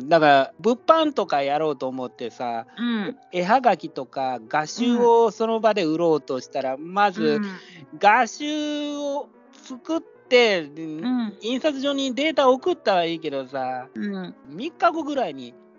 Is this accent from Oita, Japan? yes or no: no; Takatsuki, Osaka, Japan; accent: Osaka dialect; moved away as an adult; also born or lived in Kyoto; now in Tokyo, Japan; 大阪の高槻、僕の実家の方に今戻ってるんですよ